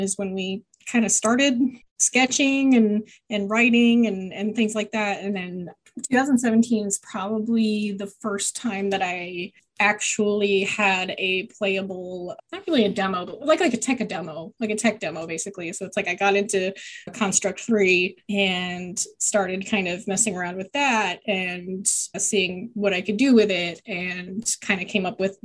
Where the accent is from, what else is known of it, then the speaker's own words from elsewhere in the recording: Fort Worth, Texas, United States; now in Dallas, United States; I'm originally from Fort Worth. I've kind of been all over Texas, but currently living in North Dallas